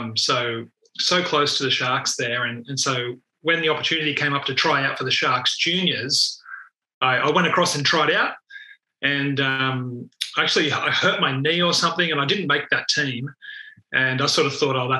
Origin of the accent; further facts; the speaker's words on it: the Shire, New South Wales, Australia; also born or lived in Penrith; I grew up in the Shire and they were my, you know, local team